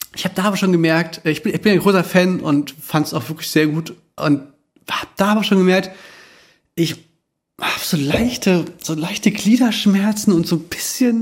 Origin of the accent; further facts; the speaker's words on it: Germany; wir als Deutsche